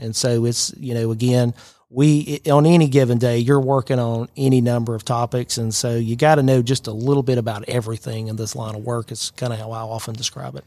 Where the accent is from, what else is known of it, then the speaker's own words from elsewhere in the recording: Chatsworth, Georgia, United States; moved away as an adult; now in Rome, United States; I grew up in Chatsworth, so my family's north of here, Chatsworth and Dalton.